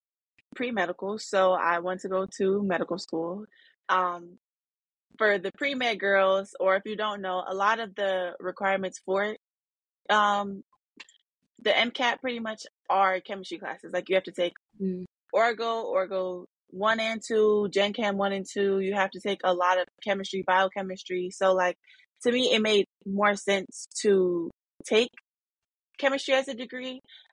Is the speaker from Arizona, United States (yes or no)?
yes; Arizona, United States; now in Detroit, United States; I'm a black woman, and growing up in Arizona and being in a black city now in Detroit, Michigan